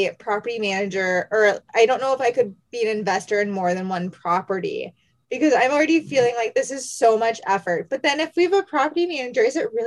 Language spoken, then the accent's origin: English; Wisconsin, United States; also born or lived in Oregon; we're from Wisconsin